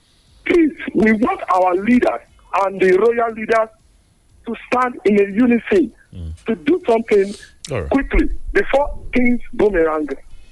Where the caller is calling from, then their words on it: Abeokuta, Ogun State, Nigeria; From Sabu Abeokuta.